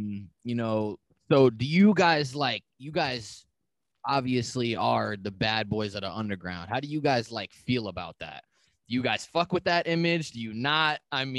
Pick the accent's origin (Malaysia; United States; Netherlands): United States; New York; I'm from New York, right outside of the city.